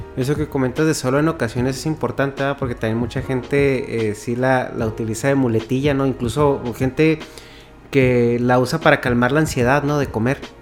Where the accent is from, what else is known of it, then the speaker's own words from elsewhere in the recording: Mexico; moved away as an adult; now in California, United States; Soy de México originalmente